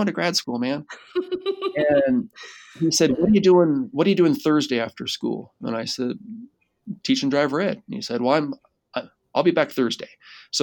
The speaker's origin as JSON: {"language": "English", "town": "Seattle", "region": "Washington", "country": "United States", "also_born_or_lived": "Utah", "moved": "as an adult", "said": "I'm from Seattle"}